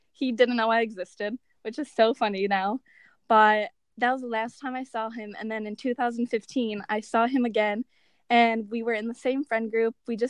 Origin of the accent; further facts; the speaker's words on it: Chicago, Illinois, United States; also born or lived in Iowa City; I'm from Chicago. I was born and raised here, but I go to the University of Iowa in Iowa City now